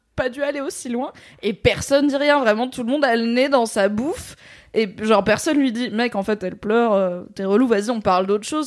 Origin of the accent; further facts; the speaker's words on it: Valence, Auvergne-Rhône-Alpes, France; la médiathèque de là où j'ai grandi, à Valence, dans la Drôme